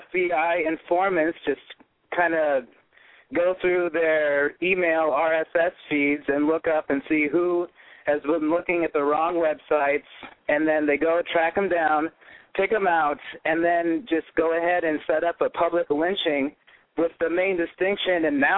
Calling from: Midwest, United States; I'm calling from the Midwest.

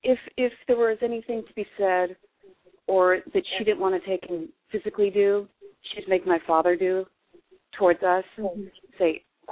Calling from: Pennsylvania, United States; from Pennsylvania.

